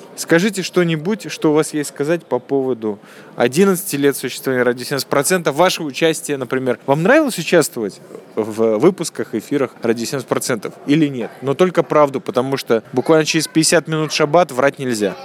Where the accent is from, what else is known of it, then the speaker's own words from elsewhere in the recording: Riga, Latvia; moved away; also born or lived in Israel; я из Риги